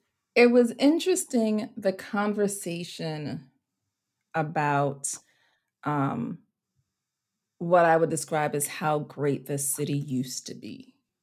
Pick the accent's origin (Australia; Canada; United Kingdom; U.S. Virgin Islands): U.S. Virgin Islands; St. Croix; I was also raised on an island. I'm from the St. Croix, U.S. Virgin Islands. So the culture is different.